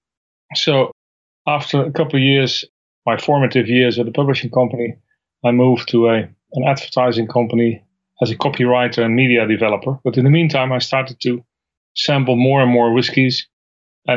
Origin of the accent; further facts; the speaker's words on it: Netherlands; moved away; I'm from the Netherlands originally.